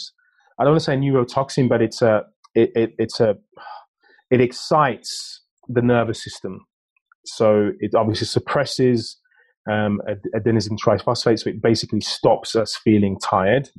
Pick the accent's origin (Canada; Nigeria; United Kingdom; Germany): United Kingdom; being British